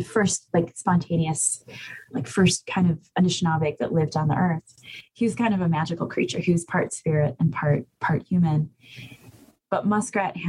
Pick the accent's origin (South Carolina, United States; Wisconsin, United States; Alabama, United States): Wisconsin, United States; Bad River Band of Lake Superior Chippewa, northern; I'm from the Bad River Band of Lake Superior Chippewa.